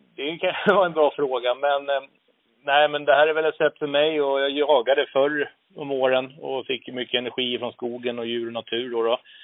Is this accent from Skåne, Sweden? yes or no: no; Nynäshamn, Stockholm County, Sweden; moved away as an adult; now in Uppsala, Sweden; född och uppvuxen ute på Torö utanför Nynäshamn